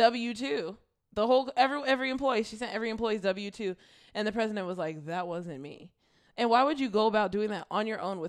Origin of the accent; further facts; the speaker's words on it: California, United States; And we're from California